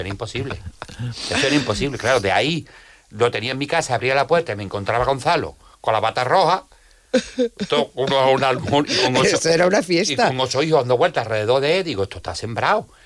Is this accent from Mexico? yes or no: no; Jerez de la Frontera, Andalusia, Spain; yo soy de Jerez